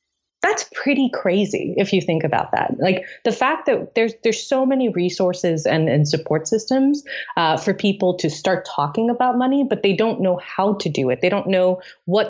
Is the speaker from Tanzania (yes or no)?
yes; Tanzania; moved away; also born or lived in Delhi, India; I created our first prom where I grew up in East Africa in Tanzania